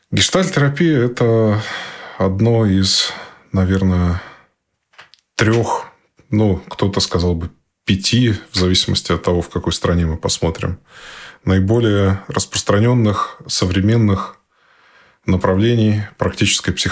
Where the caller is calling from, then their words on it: Norway; Да, действительно, я на связи из Норвегии.